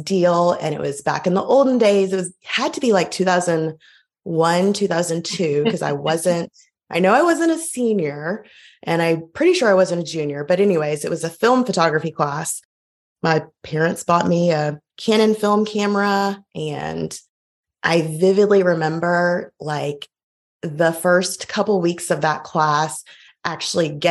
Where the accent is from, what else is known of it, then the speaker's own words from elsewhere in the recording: Montgomery, Alabama, United States; now in Auburn, United States; I grew up in Montgomery and it's just right down the road